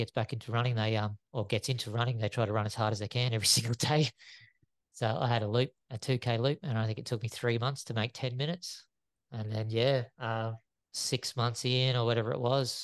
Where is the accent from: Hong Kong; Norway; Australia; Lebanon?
Australia; Caloundra, Queensland; I also did junk mail around Caloundra.